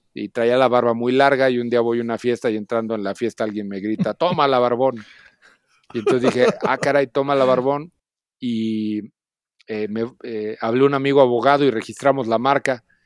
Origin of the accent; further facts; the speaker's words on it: Celaya, Guanajuato, Mexico; moved away as an adult; now in Mexico City, Mexico; nací en Celaya, Guanajuato